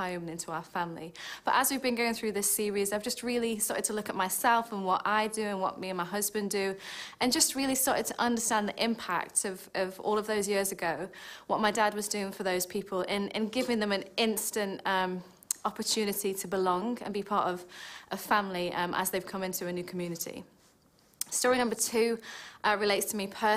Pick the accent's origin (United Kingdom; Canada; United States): United Kingdom; Stoke-on-Trent, West Midlands; moved away; when I was growing up, we used to attend a lovely Church of England church in the town of Stoke, which, if you wondered about my accent, that's where I'm originally from.